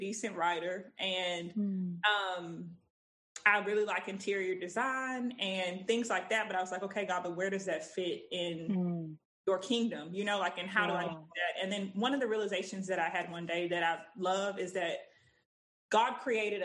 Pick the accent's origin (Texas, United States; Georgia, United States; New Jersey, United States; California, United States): Texas, United States; I'm 28. I'm from Texas